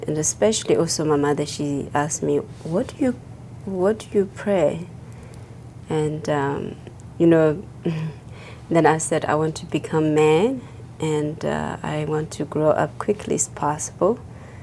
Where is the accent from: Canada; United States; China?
China; Tibet; English is a second language; moved away as an adult; also born or lived in India; I was born in Tibet and grew up in Tibet